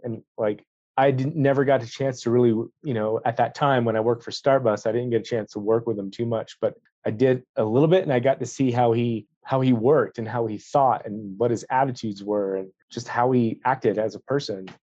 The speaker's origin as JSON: {"language": "English", "region": "Florida", "country": "United States", "also_born_or_lived": "North Carolina", "moved": "as an adult", "lives_now": "Jackson, United States", "said": "I'm originally from Florida"}